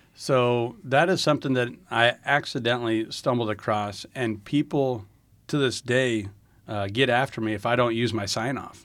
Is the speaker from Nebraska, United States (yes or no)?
yes; Lynch, Nebraska, United States; I grew up in a real small town in northeast Nebraska by the name of Lynch